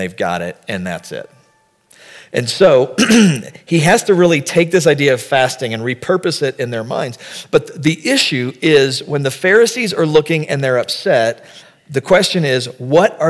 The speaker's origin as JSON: {"language": "English", "region": "the South", "country": "United States", "said": "We're from the South"}